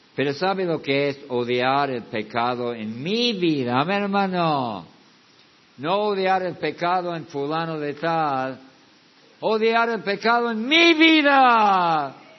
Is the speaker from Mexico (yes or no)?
no; United States; moved away; yo vengo de los Estados Unidos